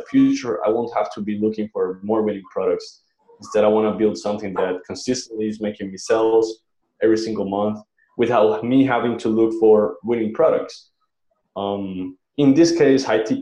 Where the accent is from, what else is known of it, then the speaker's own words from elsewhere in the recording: Colombia; now in Chiang Mai, Thailand; I'm from Colombia